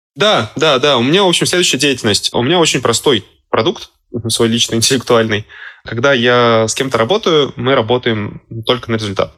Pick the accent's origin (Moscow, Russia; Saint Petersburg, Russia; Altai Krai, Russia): Saint Petersburg, Russia; Я сам из Петербурга